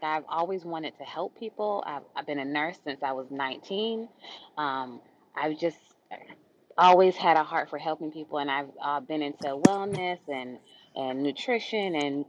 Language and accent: English; Jamaica; I am Jamaican